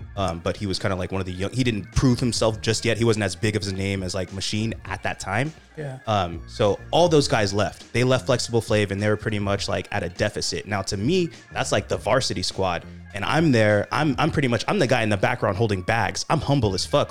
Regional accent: Sacramento, California, United States; I'm from Sacramento. We're an underdog city

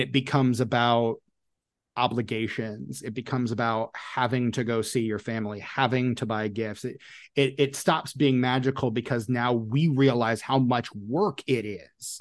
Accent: Indianapolis, Indiana, United States; I grew up in Indianapolis

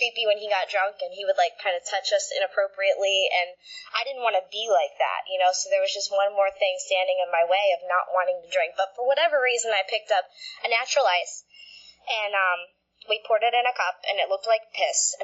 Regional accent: Florida, United States; also born or lived in Connecticut; we moved down to Florida when I was like 5 or 6

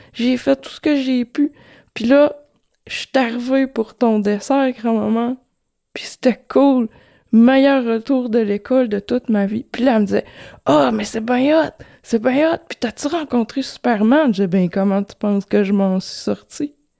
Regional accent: Quebec, Canada; Quarante-cinq ans, je viens du Saguenay de Lac-Saint-Jean.

